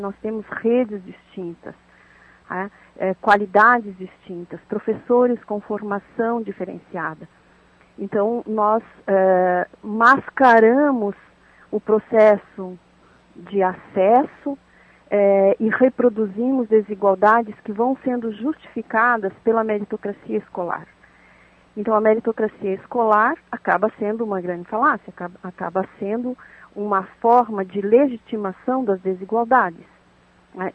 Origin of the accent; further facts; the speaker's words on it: Santa Catarina, Brazil; isso pode nos levar aqui como catarinenses